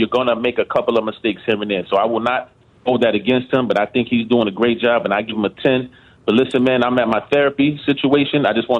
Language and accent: English; Chicago, Illinois, United States; now in New York, United States; in Brooklyn, I'm born and raised. I'm born and bred in Chicago, brother. Southside. I lived on 45th and Drexel for many years.